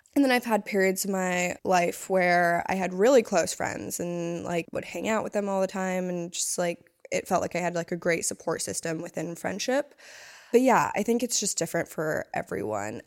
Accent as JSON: {"language": "English", "region": "East Coast", "country": "United States", "also_born_or_lived": "Hawaii", "moved": "yes", "said": "I was from the East Coast"}